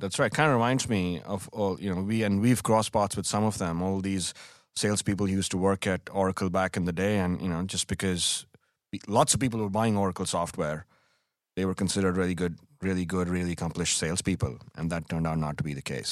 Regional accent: India; moved away as an adult; also born or lived in Delhi, India; now in United States; growing up in India

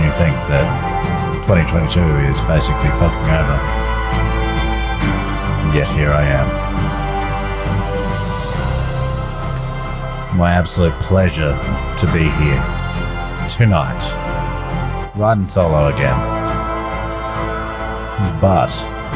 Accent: Tasmania, Australia; And my home state of Tasmania

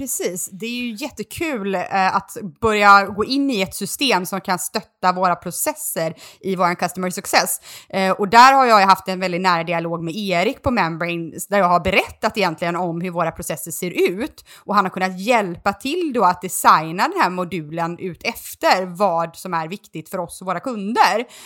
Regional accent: Borlänge, Dalarna County, Sweden; moved away; min hemstad Borlänge

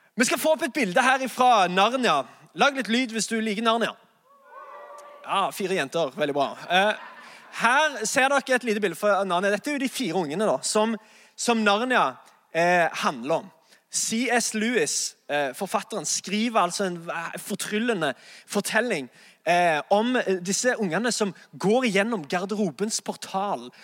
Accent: Sandnes, Rogaland, Norway; moved away as an adult; now in Oslo, Norway; jeg er egentlig fra Sandnes

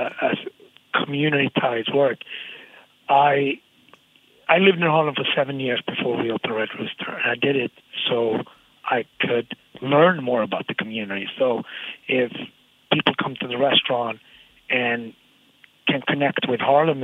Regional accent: Gothenburg, Västra Götaland, Sweden; now in New York, United States; the city that I grew up in Sweden, Gothenburg

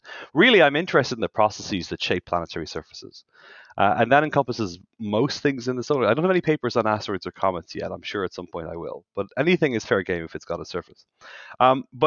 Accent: Ireland; moved away as an adult; also born or lived in Washington, D.C.; now in St. Louis, United States; I'm from Ireland, and my wife and I moved over here 11 years ago

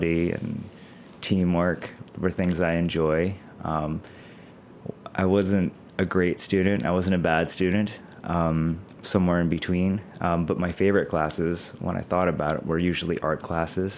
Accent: Hartford, Connecticut, United States; I grew up in suburban Hartford, Connecticut

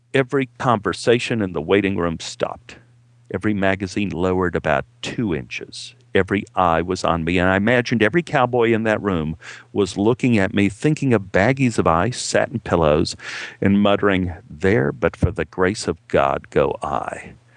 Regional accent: Dallas, Texas, United States; moved away as an adult; now in Los Angeles, United States; my hometown in Dallas

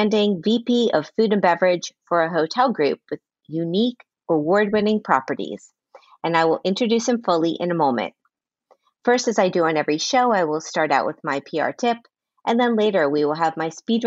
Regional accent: Miami, Florida, United States; now in New York, United States; I'm from Miami.

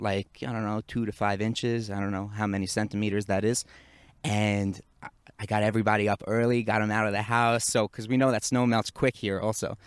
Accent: New York, United States; moved away as an adult; now in Israel; I grew up in the Northeast, in Muncie, New York, and we used to get a lot of snow.

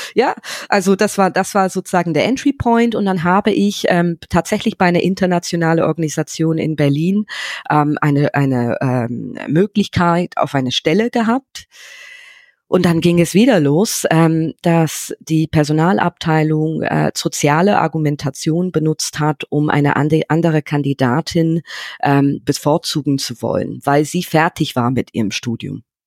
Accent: London, United Kingdom; German is a second language; moved away as an adult; now in Germany; ich bin in London aufgewachsen

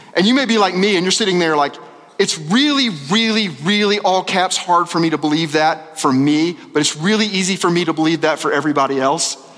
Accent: Little Rock, Arkansas, United States; moved away; I'm from Little Rock

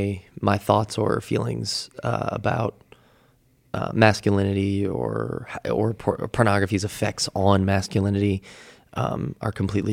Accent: Midwest, United States; Yeah, I grew up in the Midwest, so I was in kind of the Bible Belt area

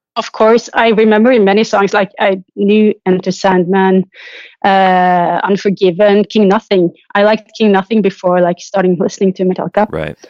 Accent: Trondheim, Trøndelag, Norway; moved away; I'm traveling to my hometown, Trondheim

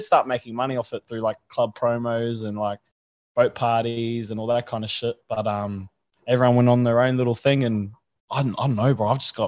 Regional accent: Brisbane, Queensland, Australia; also born or lived in Canberra / Sydney; Yeah, bro, yeah. I was born in Brisbane, and then I did a little bit in Canberra and Sydney, and then moved back up here in like 2003, bro.

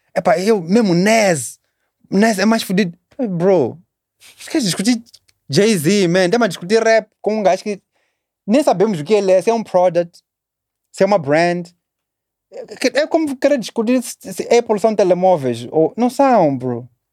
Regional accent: Matola, Maputo, Mozambique; also born or lived in Magude / Chinavane; nasci aqui em Maputo, Maputo Matola, vamos dizer Matola

